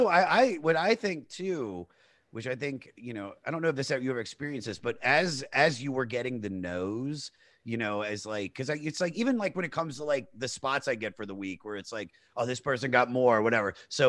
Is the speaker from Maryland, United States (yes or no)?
yes; Maryland, United States; also born or lived in Los Angeles; now in New York, United States; Washington DC area. So Maryland. And I moved out to LA in 2007